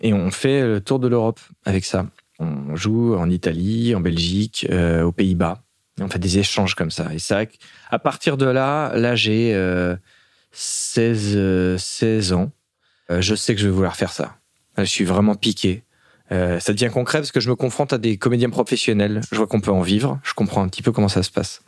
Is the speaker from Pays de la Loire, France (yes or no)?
yes; La Turballe, Pays de la Loire, France; also born or lived in Nantes; now in Paris, France; j'ai grandi à La Turballe. Je, même si je suis né à Nantes